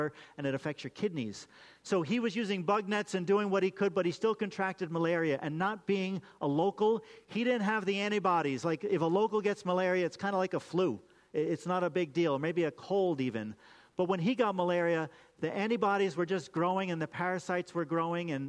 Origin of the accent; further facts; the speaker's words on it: United States; Why did I get to be born in America?